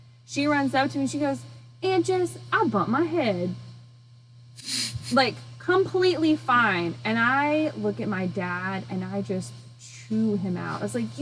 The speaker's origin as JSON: {"language": "English", "region": "Arkansas", "country": "United States", "said": "I'm from Arkansas"}